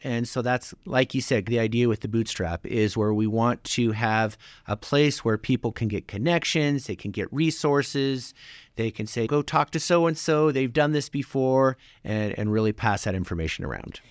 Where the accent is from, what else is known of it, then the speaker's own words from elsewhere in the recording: Lander, Wyoming, United States; moved away as an adult; I grew up in Lander, graduated class of 96